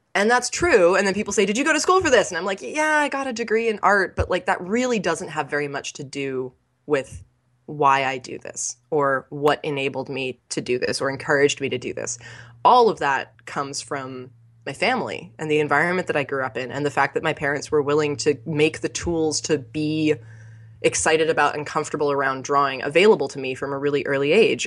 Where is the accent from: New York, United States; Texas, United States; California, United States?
California, United States; growing up in California, we were pretty close to the coast